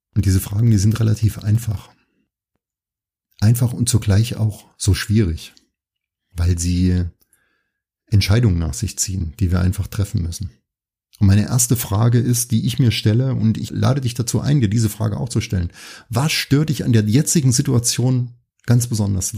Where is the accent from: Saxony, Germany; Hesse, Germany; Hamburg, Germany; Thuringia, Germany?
Thuringia, Germany; ich bin ja in Thüringen aufgewachsen